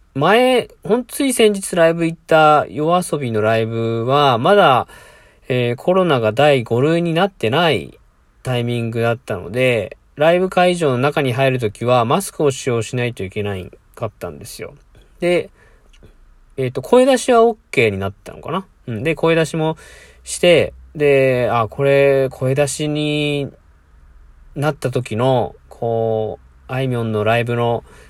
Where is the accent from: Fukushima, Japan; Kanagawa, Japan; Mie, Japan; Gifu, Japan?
Mie, Japan; 地元三重県